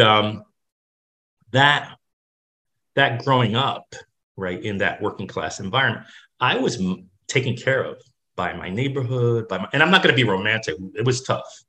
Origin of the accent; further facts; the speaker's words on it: Jersey City, New Jersey, United States; I grew up in a working class neighborhood in Jersey City, an industrial city